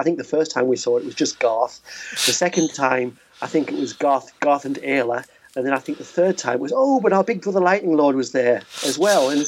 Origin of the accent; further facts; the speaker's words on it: United Kingdom; being a British kid